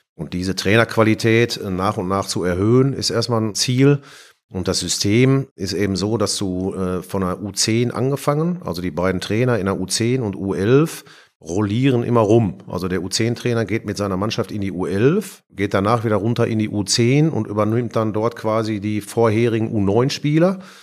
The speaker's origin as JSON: {"language": "German", "town": "Bochum", "region": "North Rhine-Westphalia", "country": "Germany", "tie": "born or raised there", "accent": "Ruhrpott", "moved": "as an adult", "lives_now": "Frankfurt, Germany", "said": "Ich bin in, in Bochum geboren bin da aufgewachsen, zur Schule gegangen, habe da studiert"}